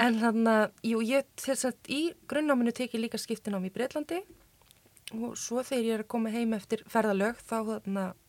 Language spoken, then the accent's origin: Icelandic; Iceland; also born or lived in Chile; kem frá Íslandi